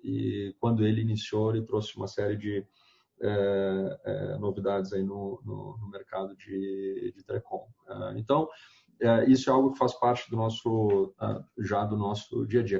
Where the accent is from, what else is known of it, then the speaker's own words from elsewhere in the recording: Porto Alegre, Rio Grande do Sul, Brazil; moved away as an adult; now in São Paulo, Brazil; moro hoje em São Paulo, mas eu sou do Rio Grande do Sul, é, de, de Porto Alegre, já, já levo uns 10 anos aqui em São Paulo